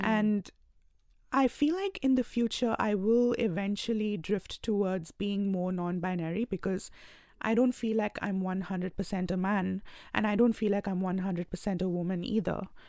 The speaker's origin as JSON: {"language": "English", "country": "India", "moved": "as an adult", "lives_now": "Australia", "said": "I belong to India, and I moved here about two years ago"}